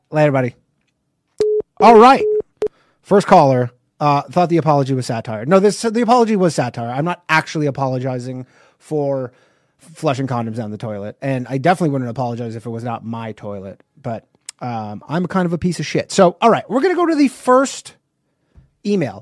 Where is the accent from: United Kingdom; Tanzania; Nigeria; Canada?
Canada; I'm not from America. I'm from Canada